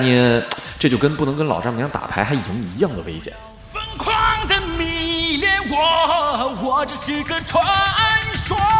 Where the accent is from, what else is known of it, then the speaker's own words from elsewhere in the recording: Northeast China, China; 就给我们东北人丢脸啊